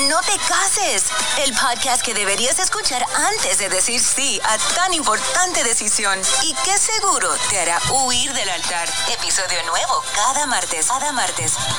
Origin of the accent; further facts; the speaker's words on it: Mexico; moved away; yo también crecí en México